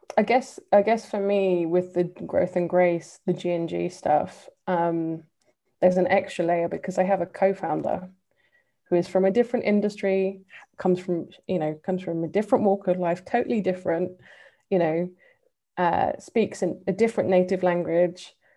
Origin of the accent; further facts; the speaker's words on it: London, United Kingdom; accent: English; moved away as an adult; also born or lived in Seoul / West Bank / Balkans / Caucasus; me having grown up in London um, and that, you know, I grew up on in Northwest London